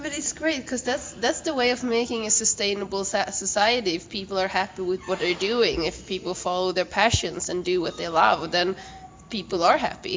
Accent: Sweden; English is a second language; I'm from Sweden

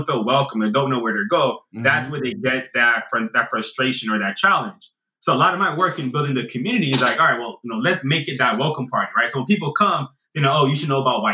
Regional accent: Miami, Florida, United States; moved away as an adult; also born or lived in Boston / North Carolina; now in Austin, United States; I'm from Miami

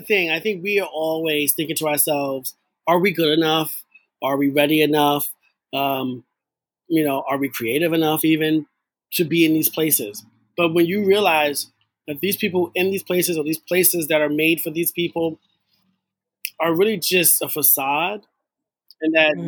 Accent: New York City, New York, United States; I'm from the Bronx

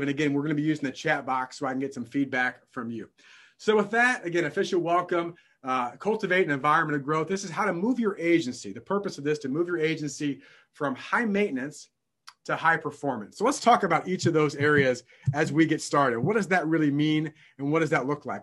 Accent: downstate Illinois, United States; I'm born and raised in Illinois and not Chicago, Illinois, downstate Illinois

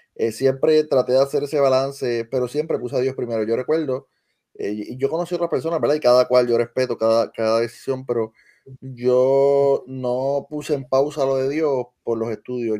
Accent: Lajas, Puerto Rico; la Escuela Superior de Lajas, que es mi pueblo natural

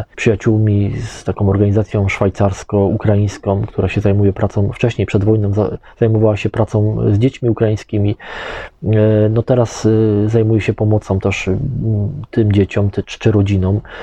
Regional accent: Poland; mówimy, że z Polski

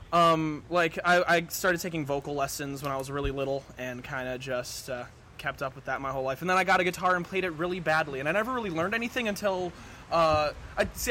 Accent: Marinette, Wisconsin, United States; moved away as an adult; now in Green Bay, United States; I'm originally from Marinette, Wisconsin

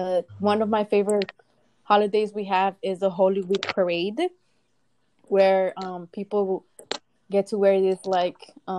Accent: Guatemala; born or raised there; moved away

